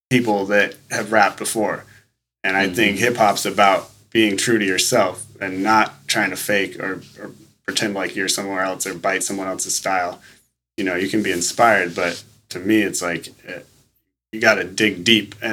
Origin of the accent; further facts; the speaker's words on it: Manila, Metro Manila, Philippines; when I was three, my parents bought a house in Manila, and so I grew up out in Manila